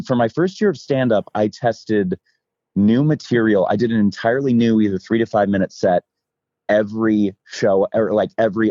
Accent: Midwest, United States; Thankfully, I'm from the Midwest, and there's a few things that you can make me do that I don't want to.

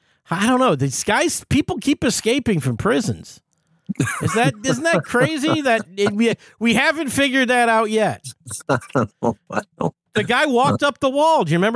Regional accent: Detroit, Michigan, United States; I'm from Detroit.

